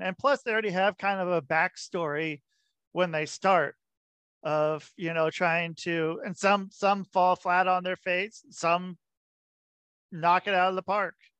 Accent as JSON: {"language": "English", "town": "Portland", "region": "Oregon", "country": "United States", "tie": "born or raised there", "moved": "yes", "said": "I grew up in Portland, Oregon"}